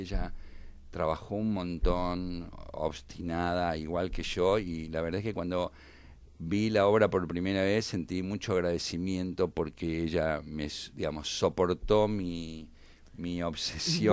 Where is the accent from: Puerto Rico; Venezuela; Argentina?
Argentina; como argentino